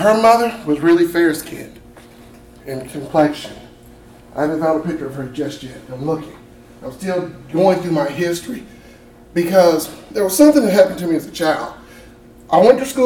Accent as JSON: {"language": "English", "town": "Pulaski", "region": "Tennessee", "country": "United States", "tie": "born or raised there", "said": "I'm from Giles County, Tennessee, Pulaski, Tennessee, little town of about 80,000 people in the city, 24,000 in the county. We are the birthplace of the KKK. That's what we're most famously known for. It's weird growing up there."}